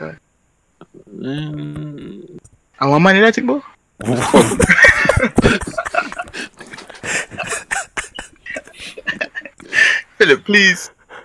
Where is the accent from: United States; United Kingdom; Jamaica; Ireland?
Jamaica